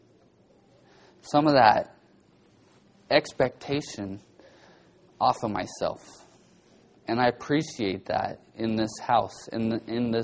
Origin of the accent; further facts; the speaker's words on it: Bakersfield, California, United States; growing up in Bakersfield, growing up a welder's son